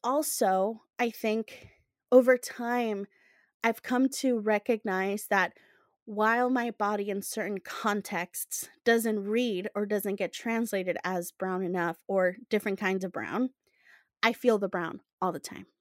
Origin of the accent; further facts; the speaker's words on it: Guatemala; now in United States; growing up in Guatemala